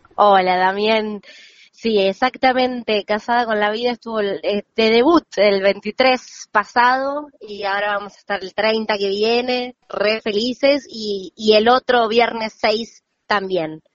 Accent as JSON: {"language": "Spanish", "town": "La Plata", "region": "Buenos Aires Province", "country": "Argentina", "tie": "born or raised there", "moved": "yes", "said": "soy platense, yo nací y me crié allá"}